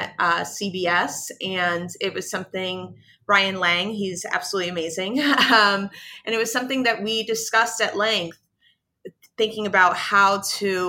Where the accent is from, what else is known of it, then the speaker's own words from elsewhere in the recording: New York City, New York, United States; I am from the South Bronx, and South Bronx is one of the most impoverished neighborhoods in the United States. Certainly when I was growing up there